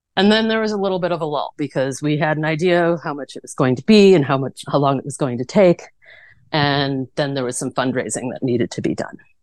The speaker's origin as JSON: {"language": "English", "town": "Chicago", "region": "Illinois", "country": "United States", "moved": "as an adult", "lives_now": "Tucson, United States", "said": "I'm originally from the Chicago suburbs"}